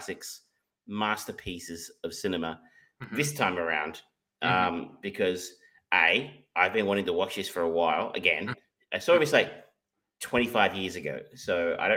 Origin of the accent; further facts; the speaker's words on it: Geelong, Victoria, Australia; I grew up in Corio